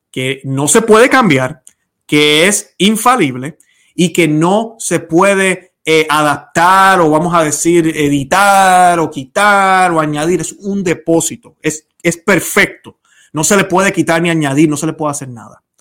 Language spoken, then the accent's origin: Spanish; Puerto Rico; No me interesa que me hables de lo linda que es la isla de Puerto Rico, yo como boricua, o mi esposa que es colombiana